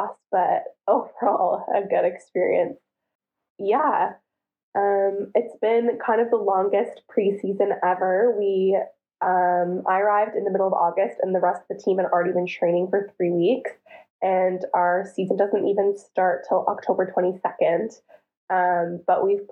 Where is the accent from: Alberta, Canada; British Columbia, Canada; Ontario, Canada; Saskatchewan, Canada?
Ontario, Canada; Ottawa; moved away as an adult; also born or lived in Toronto; now in Istanbul, Turkey; I'm from Ottawa, and I played at the University of Toronto for 5 years